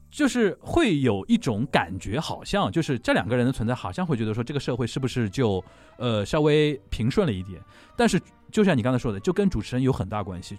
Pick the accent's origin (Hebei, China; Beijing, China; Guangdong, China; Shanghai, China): Shanghai, China; also born or lived in Japan; 我作为一个上海人